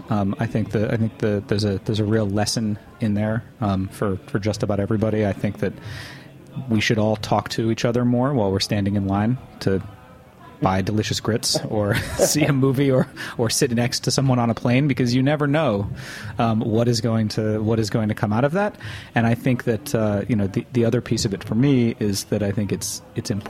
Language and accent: English; New York City, New York, United States; as a New Yorker